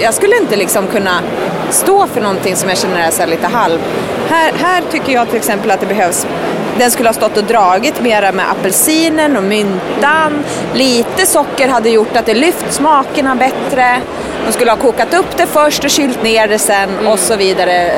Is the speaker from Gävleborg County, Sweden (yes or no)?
no; Stockholm, Stockholm County, Sweden; Vi är på mina hemtrakter